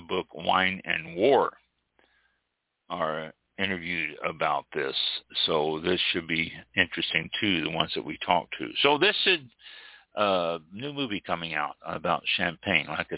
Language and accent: English; Missouri, United States; now in Florida, United States; I'm from Missouri